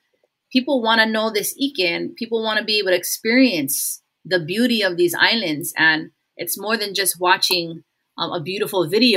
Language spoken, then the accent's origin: English; Hawaii, United States; Of course, as a Hawaiian, I'm like, hey, you know, our people had every single answer to every single dilemma